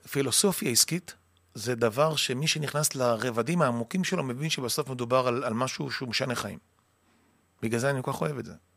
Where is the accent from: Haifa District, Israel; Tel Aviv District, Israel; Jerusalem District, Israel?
Haifa District, Israel; Kiryat Motzkin; אני גדלתי במקום שנקרא מוצקין, קריית